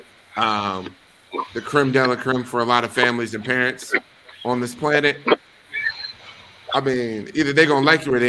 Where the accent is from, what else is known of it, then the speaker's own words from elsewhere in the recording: Wisconsin, United States; these are the people I grew up around. This is my community. Friends from high school, friends from college, you know, coworkers, whoever, you know, and I'm not from New York. Wisconsin doesn't have the diversity that New York boasts